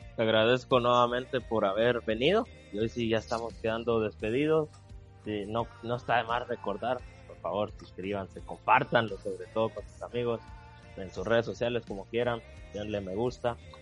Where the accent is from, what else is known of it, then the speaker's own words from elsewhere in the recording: Guatemala; si todos nos unimos como guatemaltecos y guatemaltecas buscando un bien común, sacaremos adelante a Guatemala